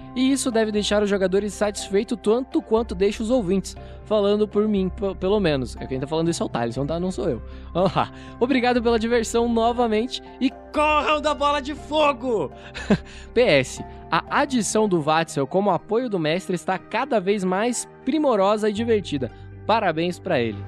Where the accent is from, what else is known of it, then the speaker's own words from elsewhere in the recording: Curitiba, Paraná, Brazil; Eu sou aqui de Curitiba, assim como a maioria dos membros aí do RPG Next, sou, sou de Curitiba